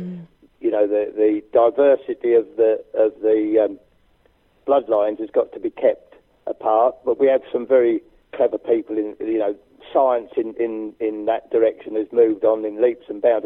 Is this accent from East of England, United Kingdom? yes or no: yes; Suffolk, East of England, United Kingdom; I am from Suffolk.